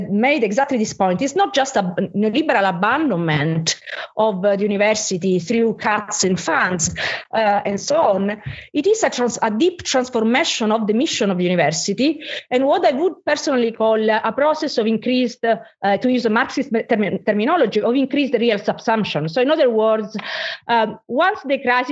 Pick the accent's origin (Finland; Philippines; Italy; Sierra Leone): Italy; I'm from Italy